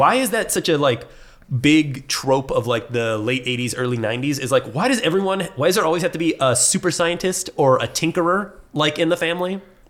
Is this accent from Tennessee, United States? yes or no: no; Seattle, Washington, United States; I'm not even French. I'm American. I'm from Seattle.